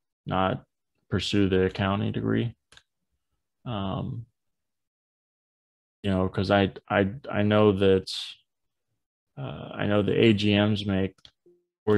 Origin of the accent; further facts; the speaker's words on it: Cape Canaveral, Florida, United States; now in Tampa, United States; move out to Cape Canaveral area. He goes, yeah, we'll probably get out there in like years. And that's where I grew up.